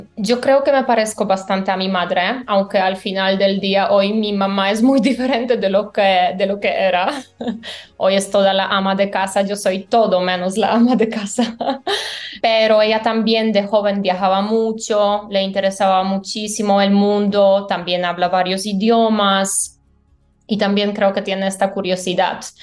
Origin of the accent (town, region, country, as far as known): Poland; born or raised there; Spanish is a second language; moved away as an adult; also born or lived in Valencia, Spain; now in Colombia